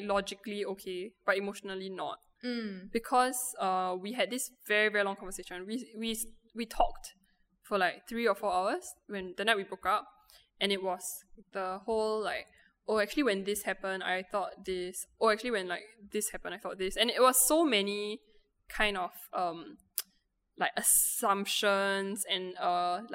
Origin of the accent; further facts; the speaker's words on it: Singapore; as Singaporean girls